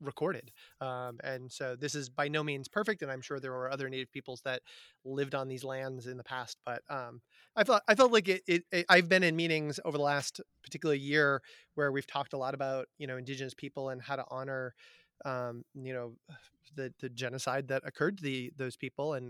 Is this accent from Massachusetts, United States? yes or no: yes; Amherst, Massachusetts, United States; I grew up in Amherst, Massachusetts